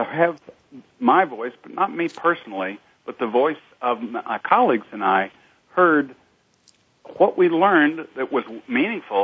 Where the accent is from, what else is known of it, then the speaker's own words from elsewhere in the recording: Austin, Texas, United States; I was raised in Austin, Texas